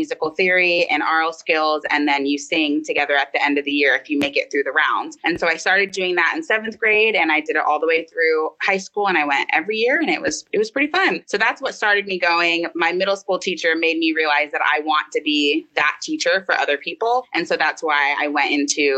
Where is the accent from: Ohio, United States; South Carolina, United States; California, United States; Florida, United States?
Florida, United States; growing up in Florida and being at like the water parks